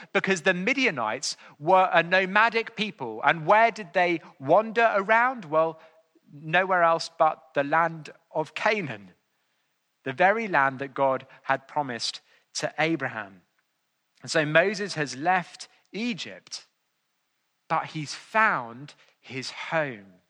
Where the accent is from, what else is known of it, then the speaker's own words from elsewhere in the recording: England, United Kingdom; I was more than willing to be known as an Englishman on those occasions.